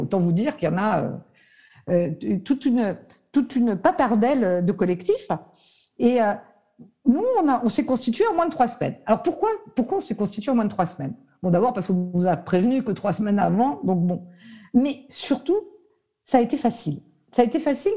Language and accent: French; Nice, Provence-Alpes-Côte d'Azur, France; je suis niçoise à la base